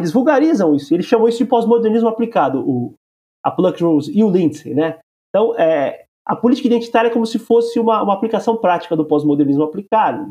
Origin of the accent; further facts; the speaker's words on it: Brazil; nós que somos brasileiros